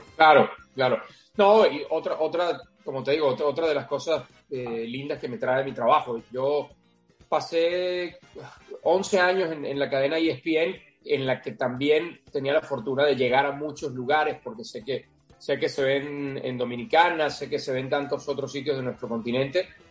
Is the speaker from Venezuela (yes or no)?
yes; Venezuela; cuando yo crecí como, un niño en Venezuela